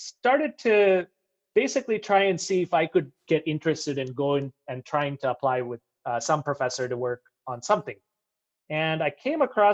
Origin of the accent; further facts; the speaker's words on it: Bangalore, Karnataka, India; accent: American; moved away as an adult; also born or lived in Michigan, United States; now in Arizona, United States; I'm born and brought up in India, in Bangalore, India, South India.